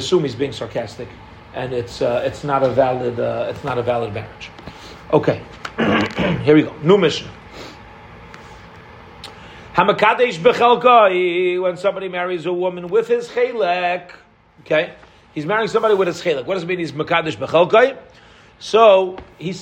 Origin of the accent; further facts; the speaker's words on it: Canada; We're Canadian